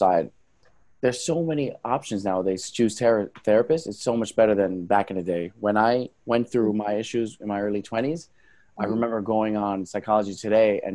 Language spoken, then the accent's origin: English; New York City, New York, United States; moved away as an adult; now in New Jersey, United States; So I'm born and raised in New York. I'm from Brooklyn